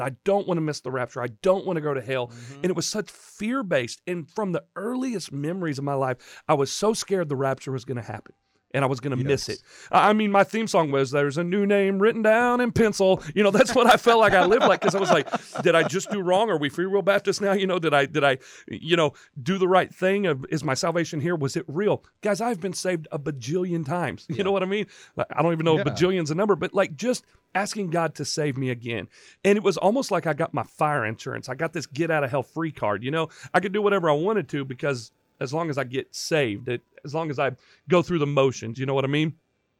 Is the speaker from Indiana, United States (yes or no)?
yes; Indiana, United States; We come from Indiana, and my dad was part of a very, very legalistic church and school in Indiana.